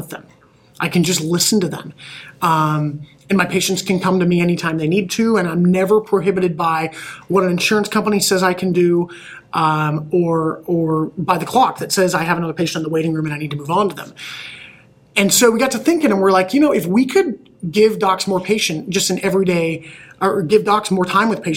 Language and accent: English; Omaha, Nebraska, United States; moved away; also born or lived in Michigan; I am originally from Omaha